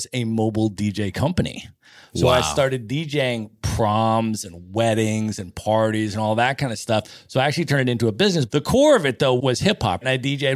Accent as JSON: {"language": "English", "country": "United States", "tie": "born or raised there", "said": "I grew up in the United States as a white kid in the suburbs, upper middle class neighborhood"}